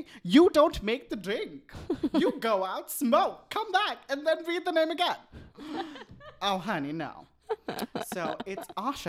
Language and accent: English; India; now in Canada; I came to Canada from Bombay.